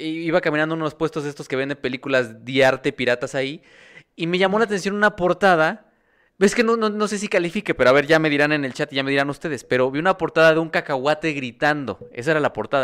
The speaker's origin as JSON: {"language": "Spanish", "region": "State of Mexico", "country": "Mexico", "tie": "born or raised there", "said": "yo crecí en el Estado de México"}